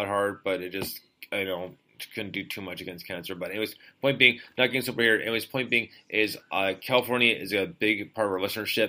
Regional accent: Canada; Canada, guys, you're my home country.

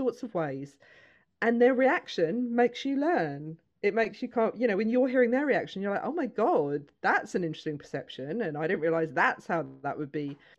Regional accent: United Kingdom; now in Milton Keynes, United Kingdom; growing up in the UK

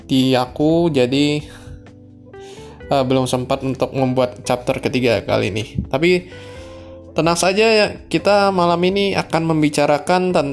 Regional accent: southern Sumatra, Indonesia; Kebetulan karena aku asalnya dari Sumatera di sekitar Sumatera bagian selatan

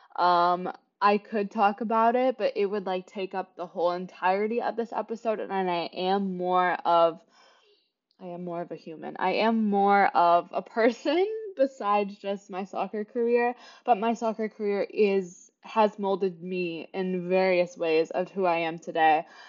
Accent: Kansas City, Kansas, United States; moved away as an adult; now in New York City, United States; I was born and raised in Kansas City, Kansas, not Missouri

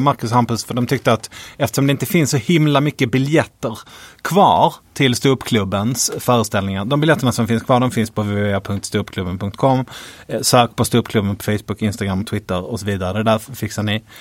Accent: Skåne, Sweden; Vi är båda från Skåne

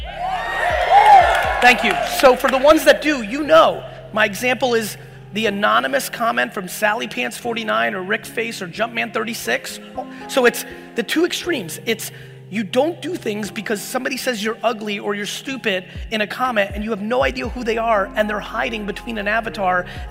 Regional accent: Edison, New Jersey, United States; born or raised there; also born or lived in Soviet Union

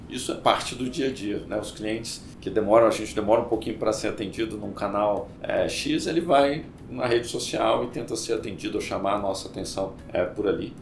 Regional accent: Minas Gerais, Brazil; Eu sou mineiro

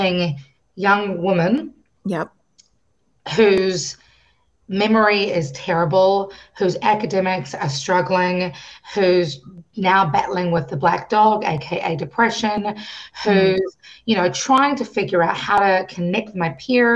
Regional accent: New Zealand; I grew up in New Zealand. I was born in New Zealand. And, you know, I am a Kiwi

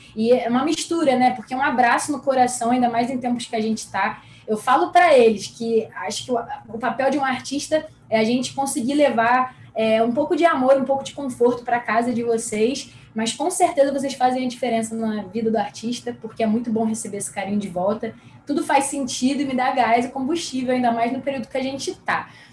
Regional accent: Rio de Janeiro, Brazil; sou carioca da Gema, nascida e criada no Rio

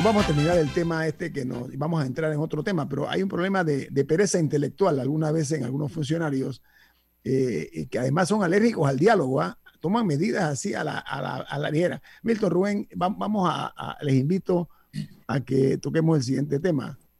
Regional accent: Panama; como panameños

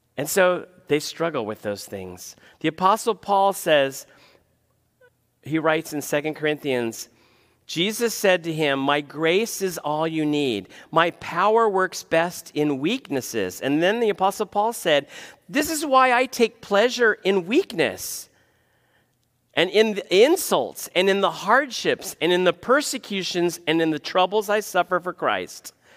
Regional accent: United States; as an American

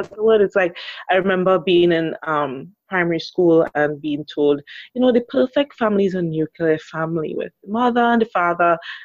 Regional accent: Trinidad & Tobago; I'm from the beautiful Twin Island Republic of Trinidad and Tobago.

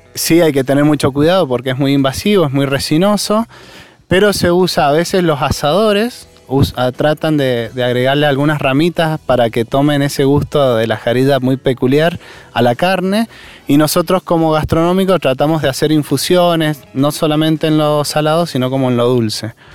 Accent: Mendoza, Argentina; lo que somos como mendocinos

